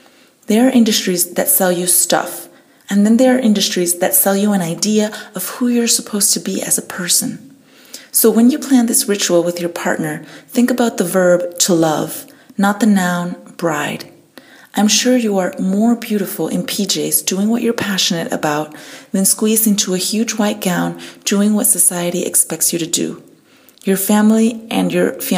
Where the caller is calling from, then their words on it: Munich, Bavaria, Germany; I'm calling from Munich, Germany